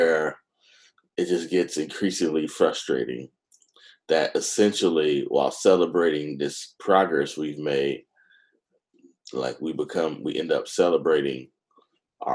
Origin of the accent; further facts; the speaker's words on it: Oakland, California, United States; I'm from Oakland